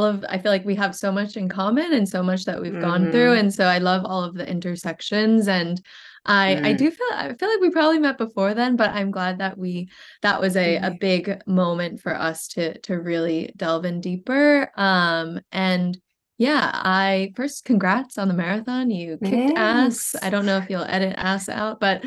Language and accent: English; Vermont, United States; moved away as an adult; also born or lived in Hangzhou, China / Brooklyn, New York; now in New York, United States; I grew up in Vermont, and I currently am based in Greenpoint, Brooklyn